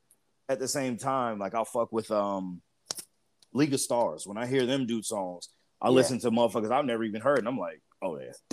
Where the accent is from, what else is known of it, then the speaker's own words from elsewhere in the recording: Midwest, United States; also born or lived in California; I mean, technically I'm from the Midwest, but whatever. I mean, I did grow up in California for a little while. So, I mean, I've picked up pieces from everywhere.